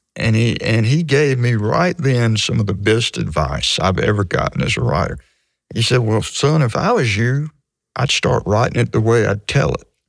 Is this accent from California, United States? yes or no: no; Hattiesburg, Mississippi, United States; I grew up in Hattiesburg, and the, the high schools were segregated